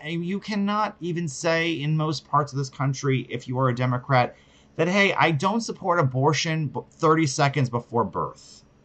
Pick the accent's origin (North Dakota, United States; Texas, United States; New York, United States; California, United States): New York, United States; New York City; I'm from New York City my whole entire life